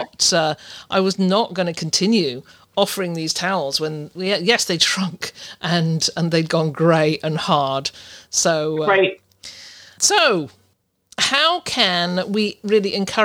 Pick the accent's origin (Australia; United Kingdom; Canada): United Kingdom; I'm a Brit.